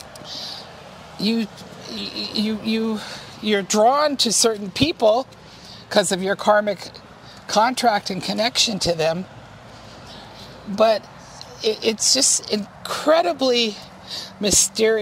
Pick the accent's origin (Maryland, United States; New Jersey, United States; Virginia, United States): Virginia, United States; Virginia Beach; I grew up in Virginia Beach, too, which was Edgar Casey territory